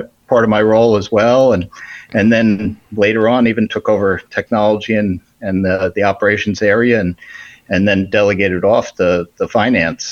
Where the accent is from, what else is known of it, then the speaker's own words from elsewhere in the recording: New Jersey, United States; moved away as an adult; also born or lived in New York City, United States / Albuquerque, New Mexico, United States; now in Florida, United States; I grew up in North Jersey, and I attended one of the state colleges there in New Jersey